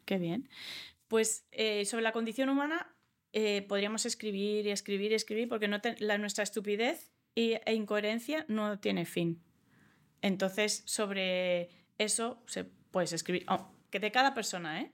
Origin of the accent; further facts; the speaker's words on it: Australia; first language English; Spanish is a second language; also born or lived in United States; now in Spain; yo como me crié en Australia y he vivido en Estados Unidos, hablo inglés antes que español. Yo aprendí español a los 10 años